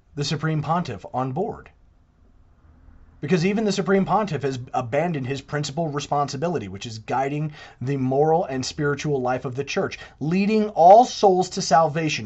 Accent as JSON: {"language": "English", "town": "New York City", "region": "New York", "country": "United States", "tie": "born or raised there", "said": "I'm a native New Yorker. I was born in the Empire State. I was born in the Empire City."}